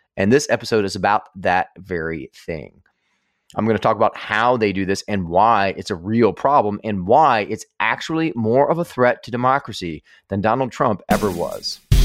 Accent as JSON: {"language": "English", "country": "United States"}